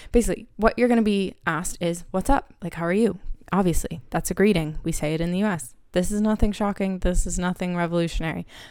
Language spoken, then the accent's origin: English; Harrisburg, Pennsylvania, United States; accent: American; moved away as an adult; also born or lived in Philadelphia, Pennsylvania; now in Dublin, Ireland; I am from Harrisburg, Pennsylvania